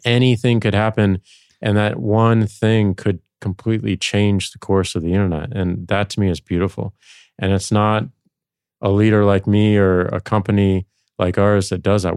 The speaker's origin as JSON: {"language": "English", "town": "St. Louis", "region": "Missouri", "country": "United States", "tie": "born or raised there", "moved": "yes", "said": "going back to Saint Louis, my hometown"}